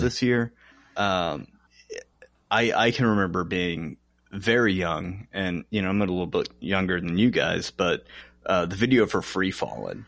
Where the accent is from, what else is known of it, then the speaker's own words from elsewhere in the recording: Chesapeake, Virginia, United States; also born or lived in Norfolk, Virginia; when we moved from Norfolk, Virginia to Chesapeake, Virginia. I was in third grade